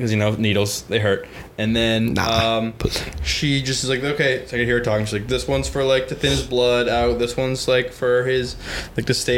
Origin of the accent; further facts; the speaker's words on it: Massachusetts, United States; I'm from Mass, right? Massachusetts guy